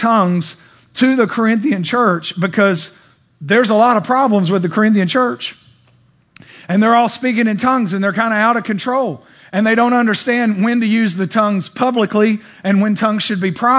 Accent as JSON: {"language": "English", "country": "Bulgaria", "said": "And I know because I'm from Bulgaria, and I was praying and asking God what to do when I went back to Bulgaria"}